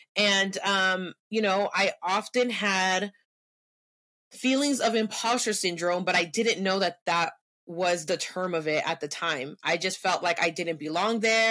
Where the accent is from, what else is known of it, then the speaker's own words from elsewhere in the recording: San Francisco, California, United States; first language Spanish; English is a second language; also born or lived in Cupertino / Mountain View; I was born and raised in San Francisco